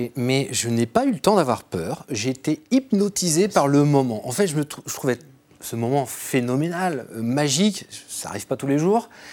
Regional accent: Troyes, Grand Est, France; je suis de Troyes d'origine

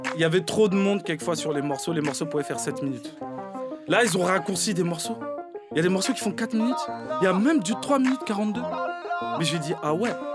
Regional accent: Paris, Île-de-France, France; j'ai grandi dans Paris

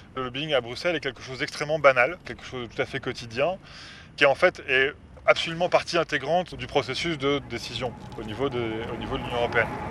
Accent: France; moved away as an adult; now in Brussels, Belgium; je suis français d'origine, ça fait 10 ans que je vis ici.

